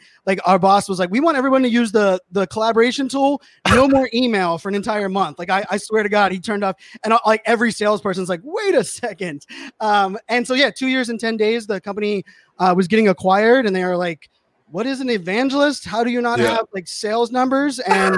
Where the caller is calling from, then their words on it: Virginia, United States; So I'm right outside DC, Northern Virginia. So like near Dulles Airport area.